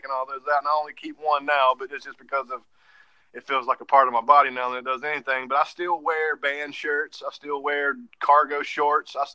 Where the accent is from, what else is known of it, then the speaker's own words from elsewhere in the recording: Myrtle Beach, South Carolina, United States; moved away as an adult; also born or lived in rural West Virginia; now in West Virginia, United States; I come from Myrtle Beach, but I moved up here for my wife's family